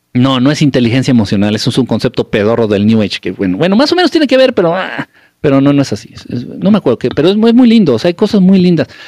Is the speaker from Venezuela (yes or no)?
no; Mexico; also born or lived in Mexico City; now in United States; soy de México